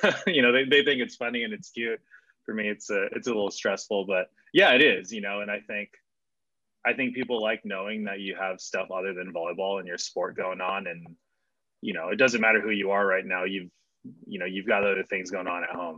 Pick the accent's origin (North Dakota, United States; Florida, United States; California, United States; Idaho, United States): California, United States; Claremont; also born or lived in Pomona, California; I grew up in Claremont. So, you know, I was born down the street in Pomona